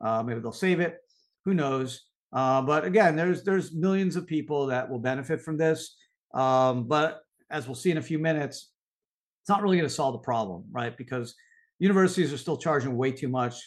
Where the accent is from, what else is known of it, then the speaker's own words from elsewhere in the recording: Canada; moved away as an adult; now in United States; I grew up in Canada